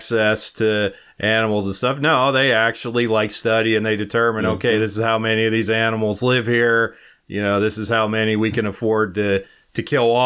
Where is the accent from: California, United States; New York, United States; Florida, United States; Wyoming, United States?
Wyoming, United States; my home state of Wyoming